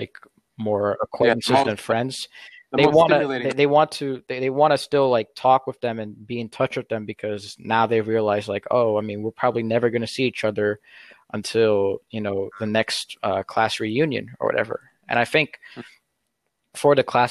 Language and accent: English; United States; I'm an American